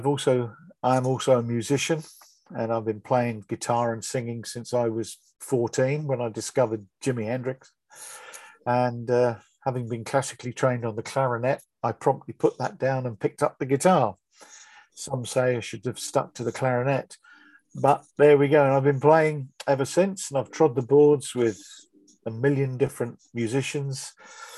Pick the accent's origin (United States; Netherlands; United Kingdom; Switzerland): United Kingdom; Bedford, East of England; moved away as an adult; also born or lived in Milton Keynes / Northampton / Wellingborough; now in Burton Latimer, United Kingdom; I was brought up in Bedford. That was my hometown